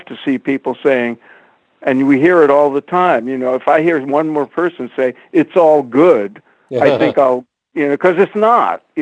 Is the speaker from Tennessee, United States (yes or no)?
no; New York City, New York, United States; I was out in the streets of Brooklyn most, you know, after school for almost every day.